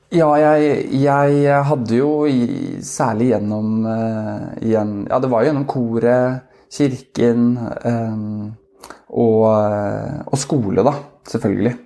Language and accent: Norwegian; Oslo, Norway; moved away as an adult; now in Askim, Norway; vi er fra Oslo begge